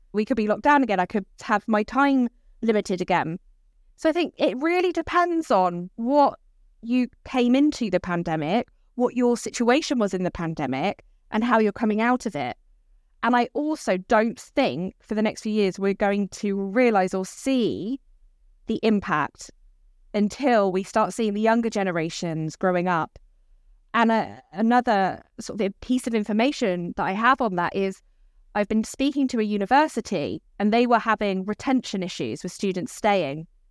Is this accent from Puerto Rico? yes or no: no; Dorset, South West England, United Kingdom; now in Brighton, United Kingdom; I grew up in Dorset